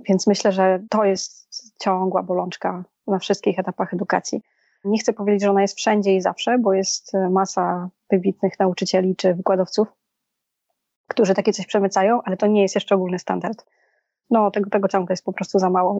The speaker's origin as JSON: {"language": "Polish", "country": "Poland", "tie": "born or raised there", "moved": "yes", "lives_now": "Warsaw, Poland", "said": "ja się wychowałam w mieście 20-tysięcznym, a sama jestem w Warszawie"}